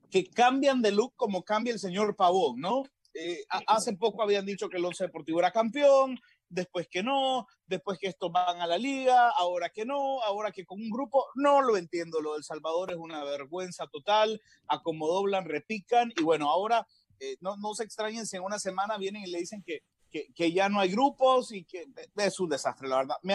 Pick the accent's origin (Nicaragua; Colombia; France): Nicaragua; soy nicaragüense, pero